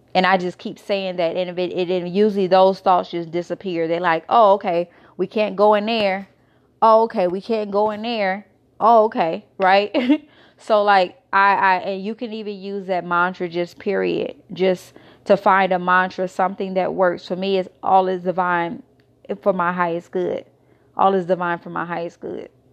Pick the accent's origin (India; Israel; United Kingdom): Israel; moved away as an adult; also born or lived in United States; I was born in America, raised in Israel